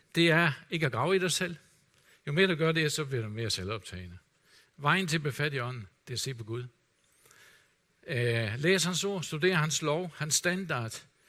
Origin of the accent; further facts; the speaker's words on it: Denmark; som danskere